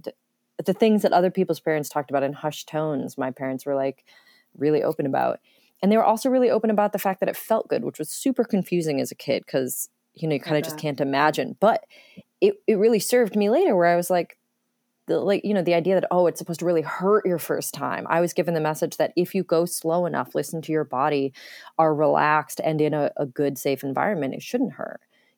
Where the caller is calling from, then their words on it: North Carolina, United States; North Carolina. I'm staying here with my family for a while.